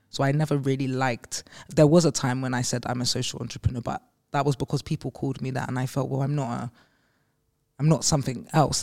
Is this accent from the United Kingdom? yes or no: yes; London, United Kingdom; growing up in Green Park Estate